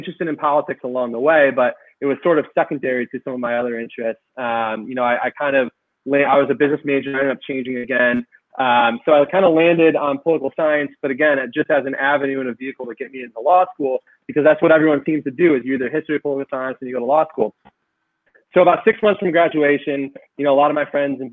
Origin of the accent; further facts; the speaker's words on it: Rochester, New York, United States; moved away as an adult; now in Syracuse, United States; I was born and raised in Rochester, New York